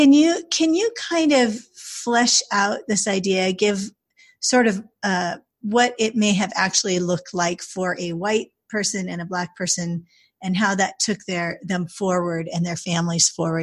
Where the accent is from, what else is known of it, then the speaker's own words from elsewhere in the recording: Pacific Northwest, United States; I grew up in the Pacific Northwest